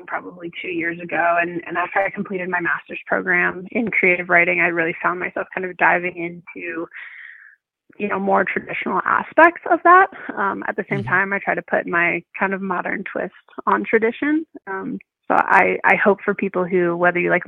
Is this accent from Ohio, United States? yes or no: yes; Cleveland, Ohio, United States; moved away as an adult; now in Denver, United States; I grew up in Cleveland, Ohio, but I'm currently living in Denver, Colorado